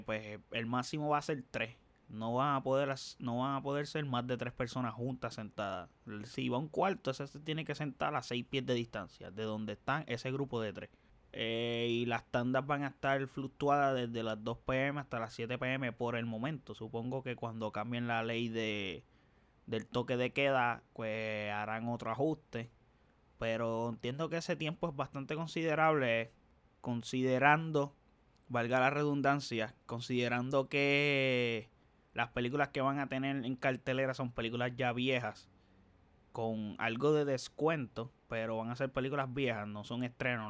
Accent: Dorado, Puerto Rico; aquí yo soy de Dorado, vivo en Dorado

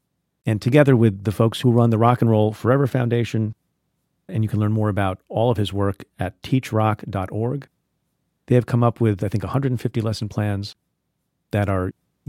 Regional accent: New Jersey, United States; growing up in New Jersey, where my dad was a pediatrician in Asbury Park

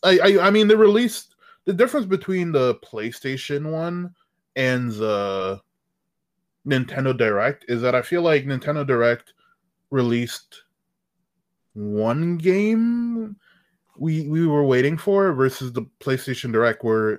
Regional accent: Toronto, Ontario, Canada; I'm from the outskirts of Toronto

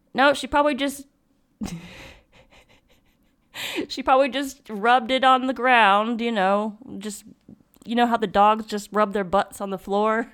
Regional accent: United States

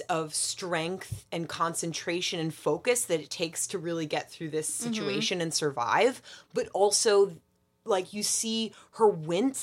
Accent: New Jersey, United States; I'm from New Jersey

